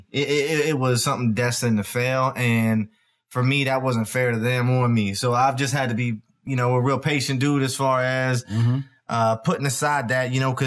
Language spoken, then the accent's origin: English; Erie, Pennsylvania, United States; Erie, Pennsylvania. I'm from Erie.